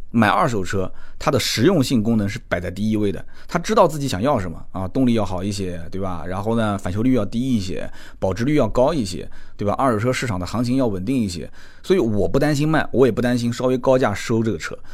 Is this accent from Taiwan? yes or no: no; Nanjing, Jiangsu, China; 我是土生土长的南京人